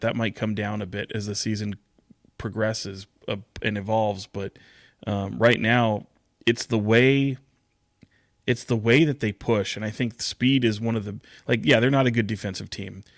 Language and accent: English; Sacramento, California, United States; I'm born and raised in Sacramento